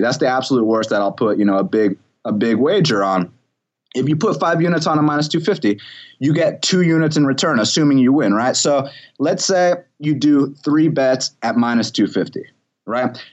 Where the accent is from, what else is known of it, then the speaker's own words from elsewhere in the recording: Atlanta, Georgia, United States; I am from Atlanta